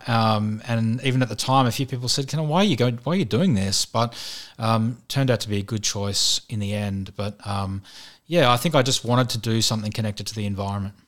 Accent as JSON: {"language": "English", "town": "Sydney", "region": "New South Wales", "country": "Australia", "tie": "born or raised there", "said": "I grew up in Western Sydney, around, um, North Mead"}